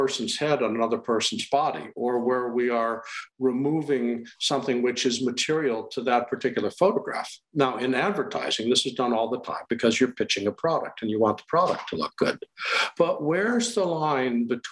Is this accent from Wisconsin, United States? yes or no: yes; Wisconsin, United States; moved away as an adult; also born or lived in Los Angeles / Montana / Maryland / San Diego; now in Boston, United States; I'm from the Midwest. I grew up in Wisconsin